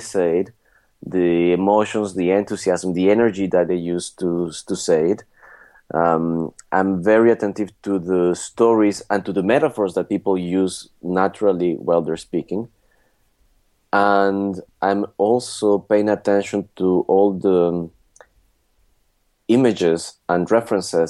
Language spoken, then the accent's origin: English; Mexico; moved away as an adult; now in France; I am from Mexico and living in France for about 10 years now.